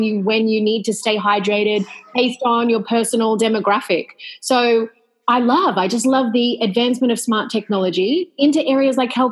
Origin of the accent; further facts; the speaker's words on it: Australia; now in Greece; I'm Australian, but I live in Greece